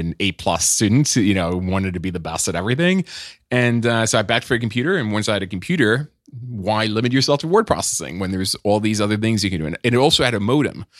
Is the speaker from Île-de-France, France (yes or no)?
no; Nice, Provence-Alpes-Côte d'Azur, France; moved away; also born or lived in Paris; I was born in, uh, in Paris, but I grew up in Nice